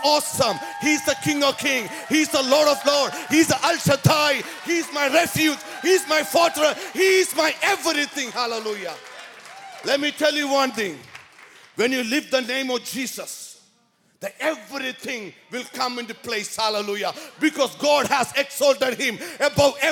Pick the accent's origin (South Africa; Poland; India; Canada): India; now in San Jose, United States; I'm originally from India, born and brought up in Catholic family